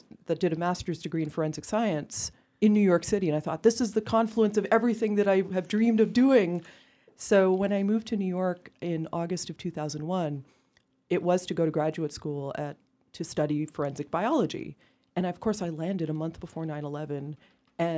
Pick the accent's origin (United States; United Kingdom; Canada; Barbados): Canada; I'm Canadian